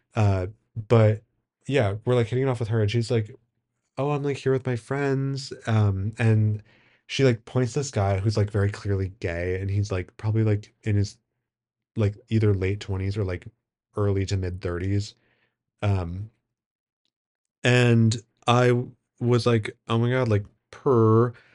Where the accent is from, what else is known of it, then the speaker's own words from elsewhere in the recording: Wisconsin, United States; I'm from Wisconsin